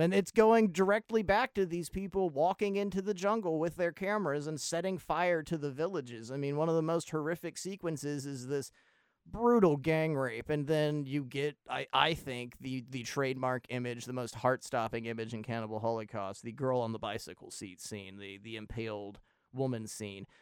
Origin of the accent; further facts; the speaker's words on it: United States; as an American